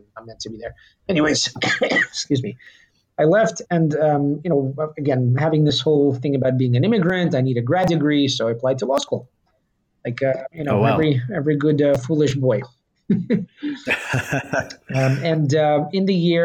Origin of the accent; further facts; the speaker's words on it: Kentucky, United States; English is a second language; now in New York, United States; I grew up in Kentucky